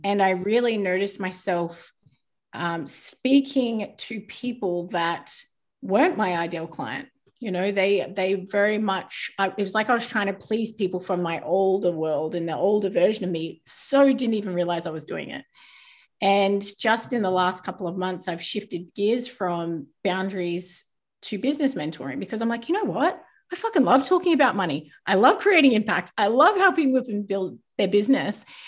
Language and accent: English; New Zealand; I was born in New Zealand, but I live in quite a small town